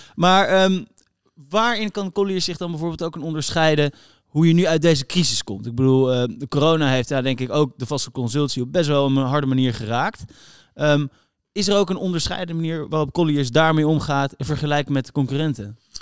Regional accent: Netherlands; we als Nederlander

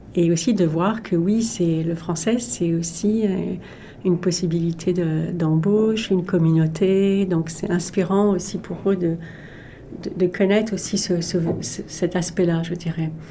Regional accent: Paris, Île-de-France, France; moved away as an adult; now in Canada; J'ai grandi en France

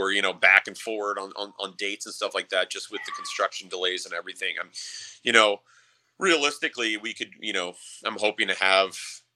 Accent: Arizona, United States; growing up in Arizona, like I remember as a kid going in the desert for, you know, days.

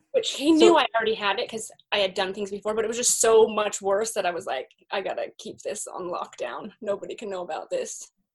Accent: Salt Lake City, Utah, United States; I grew up in Salt Lake City

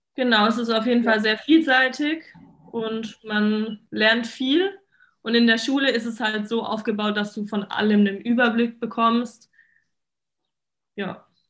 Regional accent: Mannheim, Baden-Württemberg, Germany; ich bin 22, ich komme aus Mannheim

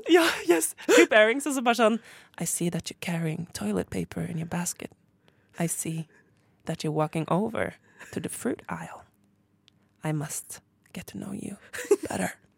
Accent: Oslo, Norway; jeg er jo fra Håndlia

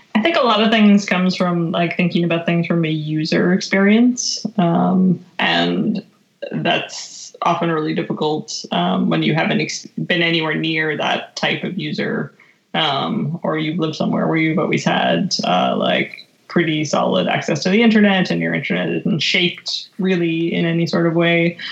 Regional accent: just outside of Calgary, Alberta, Canada; moved away; I was raised in Alberta, uh, just outside of Calgary, Canada

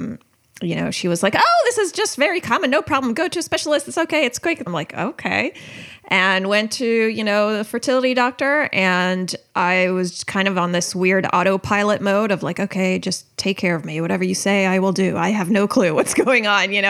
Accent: United States; I grew up in the American public school system

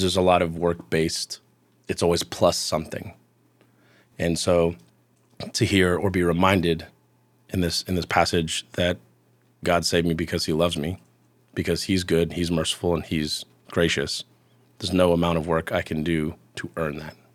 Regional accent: Houston, Texas, United States; moved away; I am from Houston originally, which is something I catch a lot of heat for

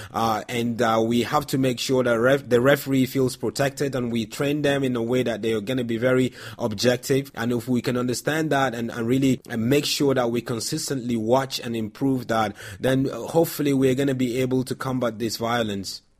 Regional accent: Nigeria; growing up in Nigeria

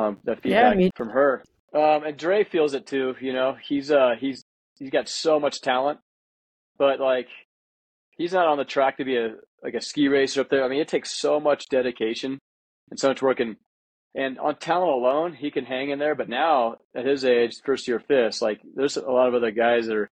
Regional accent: United States; as an American

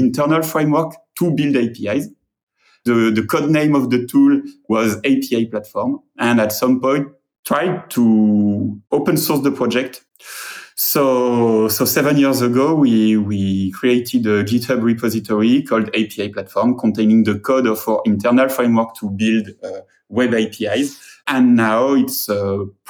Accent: France; accent: French; English is a second language; I'm French, and my English accent is almost as terrible

